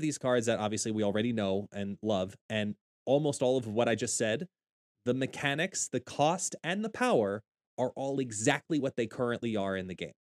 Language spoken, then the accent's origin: English; Long Island, New York, United States; I am from Long Island, New York, born and bred